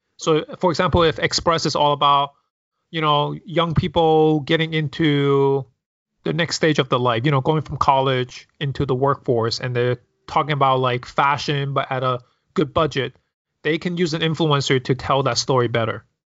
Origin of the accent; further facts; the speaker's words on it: New York City, New York, United States; growing up in New York City